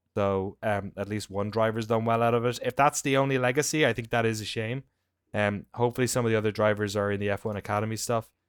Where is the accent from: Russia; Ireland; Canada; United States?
Ireland; moved away; where I grew up in Ireland.